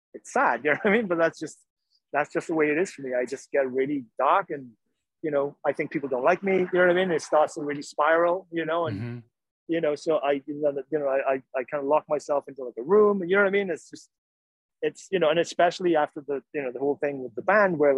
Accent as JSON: {"language": "English", "region": "Wales", "country": "United Kingdom", "tie": "born or raised there", "moved": "yes", "said": "that's just ingrained into me from growing up in Wales"}